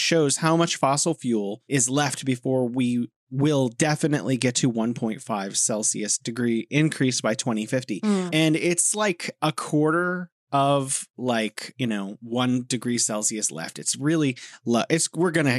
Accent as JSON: {"language": "English", "region": "California", "country": "United States", "moved": "yes", "lives_now": "Beijing, China", "said": "I'm from California, now living here in beautiful Beijing"}